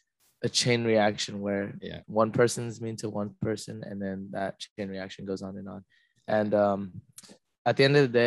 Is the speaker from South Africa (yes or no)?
no; Canada; now in Los Angeles, United States; I'm a Korean American, not really American because I was born in Canada, but I live here in LA.